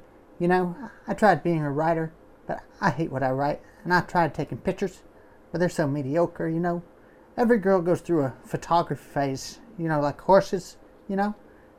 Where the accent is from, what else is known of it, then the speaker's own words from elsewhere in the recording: New York, United States; now in Los Angeles, United States; I grew up in New York, and I moved to Los Angeles when John and I got married.